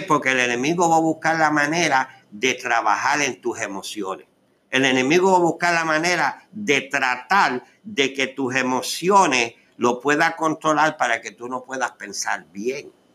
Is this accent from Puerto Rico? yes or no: yes; Puerto Rico; moved away as an adult; yo tuve Ah, la oportunidad de casarme en Puerto Rico para aquella época, en el 1976. Y me ingresé en el ejército. Salí de Puerto Rico con una herida